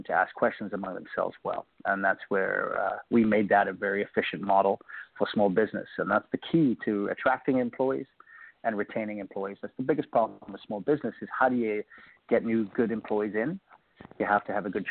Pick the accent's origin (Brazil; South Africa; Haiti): South Africa; Cape Town, Western Cape; now in Bay Area, United States; If you can hear my accent, I grew up in a country called South Africa, Cape Town, and then my family emigrated to the United States. I live in the Bay Area